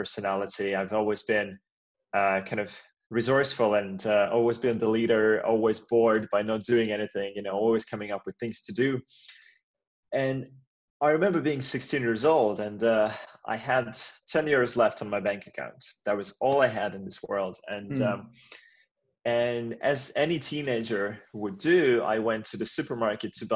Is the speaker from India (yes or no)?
no; Latvia; now in Finland; I've been in Finland for many, many years now, and I'm Finnish now, but I was actually born somewhere else. I was born in Latvia